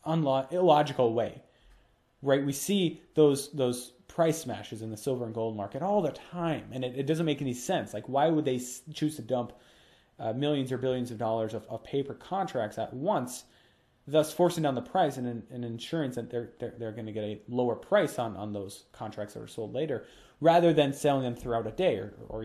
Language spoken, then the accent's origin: English; Minnesota, United States; Minnesota, my home state